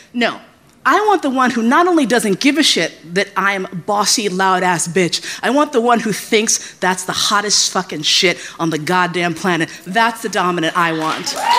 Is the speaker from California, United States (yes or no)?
no; New York, United States; also born or lived in San Francisco / Flushing; I grew up in New York.